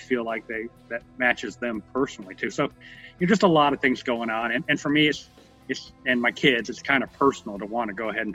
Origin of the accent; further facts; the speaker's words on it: South Korea; now in United States; I wasn't born in the United States. My mom was born in Korea. I was born in Korea